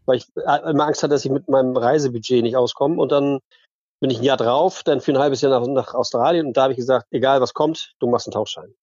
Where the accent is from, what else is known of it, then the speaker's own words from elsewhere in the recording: Flensburg, Schleswig-Holstein, Germany; now in Eckernförde, Germany; ich bin groß geworden in Ostseebad in Flensburg